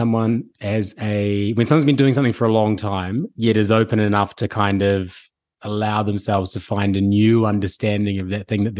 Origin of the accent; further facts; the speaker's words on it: New Zealand; I'm a New Zealander and I started teaching with Les Mills.